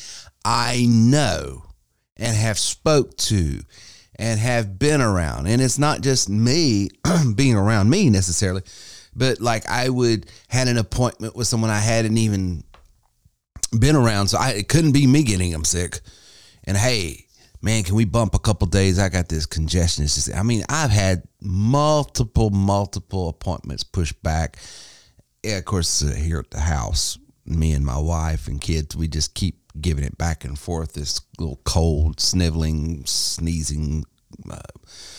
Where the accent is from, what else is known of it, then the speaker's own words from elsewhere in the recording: Spartanburg County, South Carolina, United States; here in my hometown here in Spartanburg County